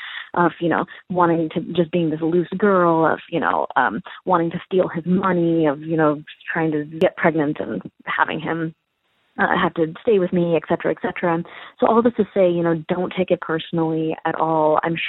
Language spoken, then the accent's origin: English; India; I am Indian